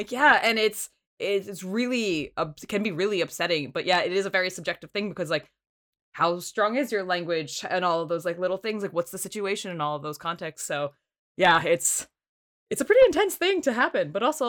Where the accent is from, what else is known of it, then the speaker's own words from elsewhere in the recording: outside New York, United States; I grew up outside New York, so stereotypically, apparently New Jersey and New York, we curse a lot.